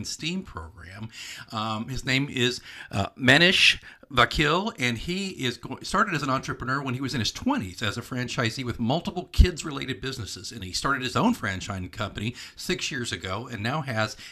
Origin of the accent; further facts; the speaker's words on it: Oklahoma, United States; I grew up in Oklahoma